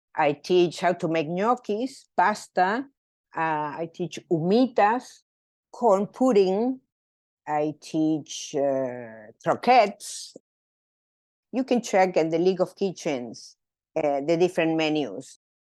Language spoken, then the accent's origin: English; Mendoza, Argentina; moved away as an adult; I was born in Mendoza, Argentina. Mendoza is the land of Malbec. Uh, so the eighty-five percent of the wine from Argentina comes from my hometown.